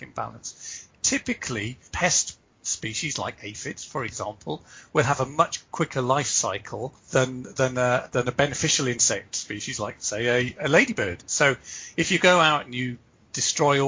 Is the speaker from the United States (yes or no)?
no; Pembrokeshire, West Wales, United Kingdom; I was brought up in Pembrokeshire in West Wales.